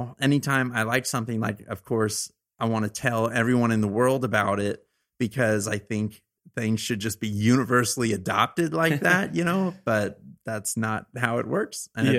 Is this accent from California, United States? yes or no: yes; Arroyo Grande, California, United States; Arroyo Grande, California. It's okay. Like, right by San Luis Obispo, which is a little bit north of Santa Barbara, the central coast of California, which is a great area to be a kid.